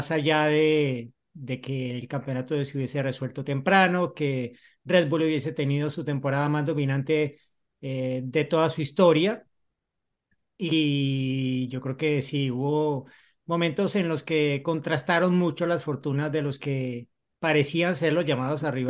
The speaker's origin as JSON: {"language": "Spanish", "country": "Colombia", "said": "yo como colombiano"}